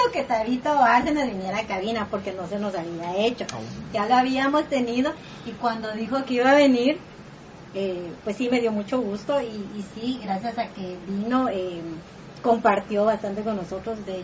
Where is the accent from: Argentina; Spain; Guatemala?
Guatemala; now in United States; a mí me dijo que yo no soy guatemalteca.